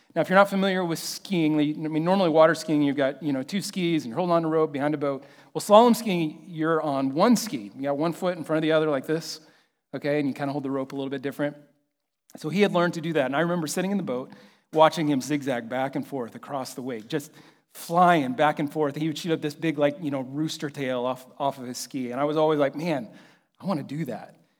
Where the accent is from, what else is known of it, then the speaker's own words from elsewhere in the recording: Kansas City, United States; I'm from Kansas City